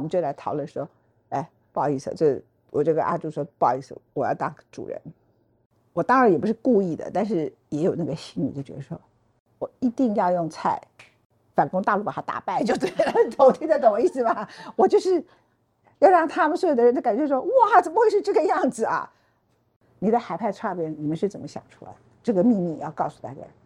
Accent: Taichung, Taiwan; also born or lived in Luodong, Yilan; now in Taipei, Taiwan; 我，我是台中人嘛

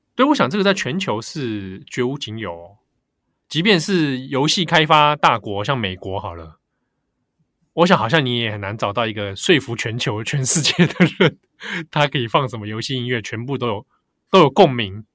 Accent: Taipei, Taiwan; 我那时候小时候住在北投啦

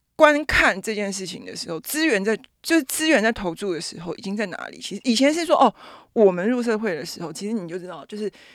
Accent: Taipei, Taiwan; 我是台北人嘛，所以其实有很多的，我讲白一点，就是我可以随时回家住

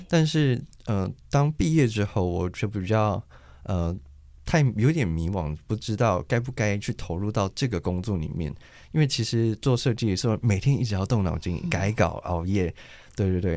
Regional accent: Kaohsiung, Taiwan; moved away as an adult; now in Taichung, Taiwan; 我其实是土生土长的高雄

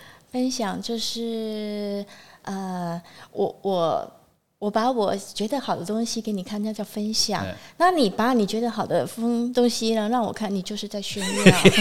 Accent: Taiwan; 我们台湾人

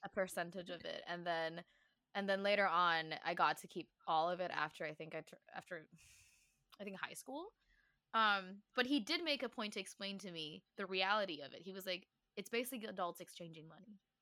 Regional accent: Taiwan; me learning what it meant to be Taiwanese. She always reminded me, like, "This is your, these are your roots. You speak Chinese.

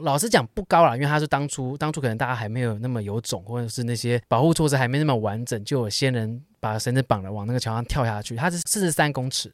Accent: Taipei, Taiwan; 就像我们台北人周末去淡水的感觉

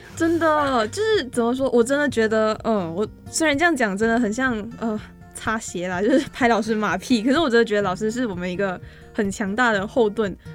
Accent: Malaysia; accent: Malaysian accent; first language Chinese; moved away as an adult; now in Taiwan; 我最埋下人，我好像也没有办法对自己的身份认同

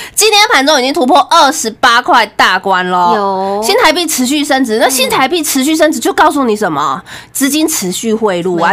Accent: Taiwan; 我是那种从小是眷村长大的

